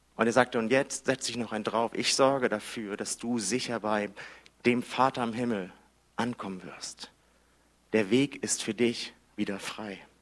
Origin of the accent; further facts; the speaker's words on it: Hamburg, Germany; Ich bin in Hamburg groß geworden